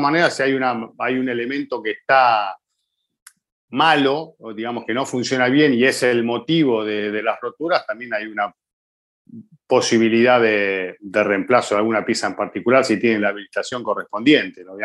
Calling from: Montería, Córdoba, Colombia; Hola amigos de Fórmula Latina … soy de Montería, Colombia

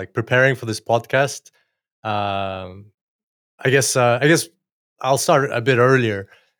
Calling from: Gold Coast, Queensland, Australia; Australia, Gold Coast, as usual for me these days.

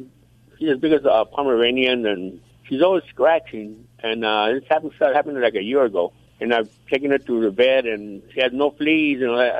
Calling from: California, United States

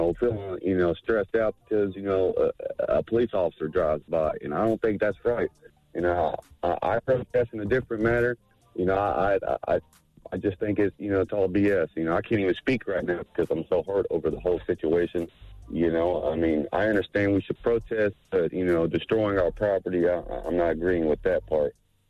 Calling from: Dayton, Ohio, United States; I'm calling from Dayton, Ohio.

